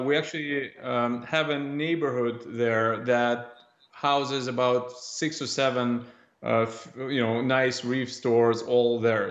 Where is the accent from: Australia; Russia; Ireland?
Russia; moved away as an adult; now in Canada; at five or six years old, uh, growing up in Russia